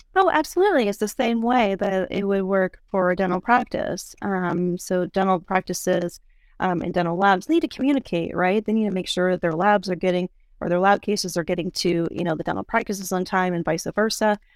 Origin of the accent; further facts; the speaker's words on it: East Coast, United States; moved away; I am originally from the East Coast